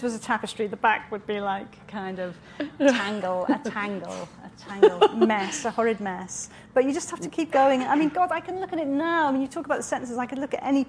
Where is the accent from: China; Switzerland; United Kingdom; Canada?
United Kingdom; Wales; now in London, United Kingdom; I was born in Wales in a very small town in quite a very modern house.